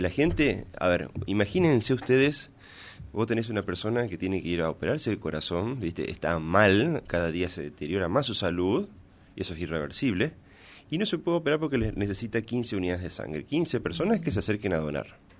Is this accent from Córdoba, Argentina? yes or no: no; Villa Ángela, Chaco, Argentina; also born or lived in Corrientes; yo soy de Villa Ángela del Chaco